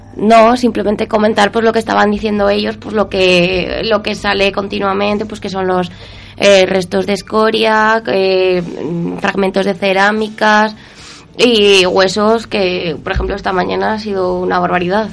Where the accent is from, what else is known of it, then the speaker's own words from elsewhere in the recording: Soria, Castile and León, Spain; yo soy de Soria.